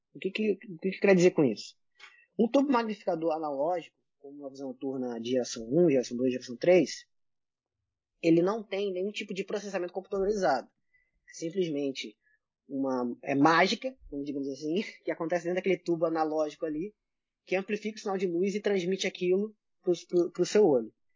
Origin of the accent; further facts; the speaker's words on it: Brazil; eu, sendo brasileiro